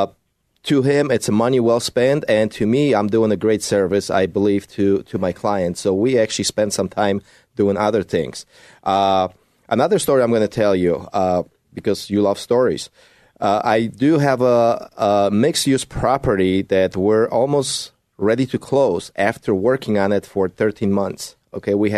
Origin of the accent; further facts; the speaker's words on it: Poland; moved away; I speak Polish. Mówię po polsku. I was born in Poland.